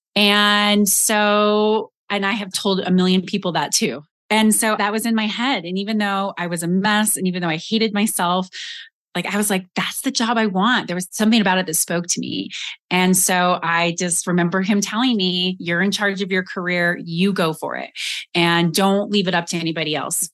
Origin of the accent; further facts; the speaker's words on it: Colorado, United States; moved away as an adult; also born or lived in Austin, Texas; I grew up in Colorado.